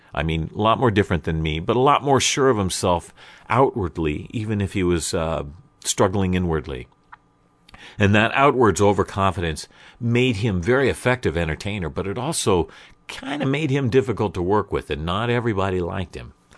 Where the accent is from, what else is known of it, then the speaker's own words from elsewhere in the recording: Portland, United States; growing up in Portland all the way until trade school